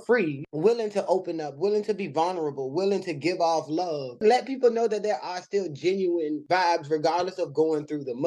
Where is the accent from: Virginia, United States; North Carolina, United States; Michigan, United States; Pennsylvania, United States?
Virginia, United States; Richmond; I am originally from Richmond, Virginia, born and raised